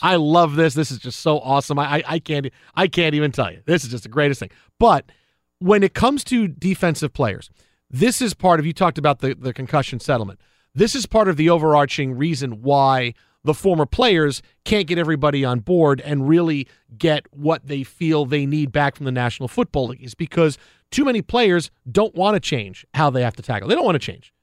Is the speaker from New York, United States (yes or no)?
yes; New York City, New York, United States; Staten Island, my hometown